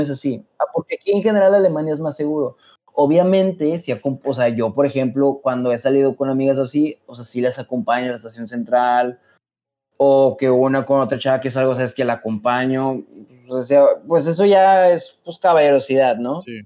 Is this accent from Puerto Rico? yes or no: no; Mexico; moved away as an adult; now in Germany